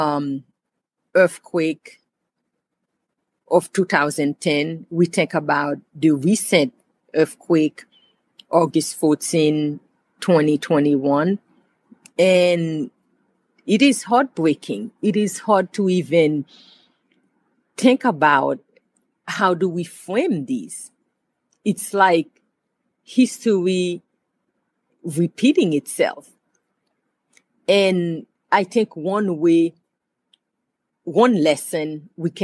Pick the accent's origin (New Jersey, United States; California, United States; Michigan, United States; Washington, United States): New Jersey, United States; moved away as an adult; I grew up in New Jersey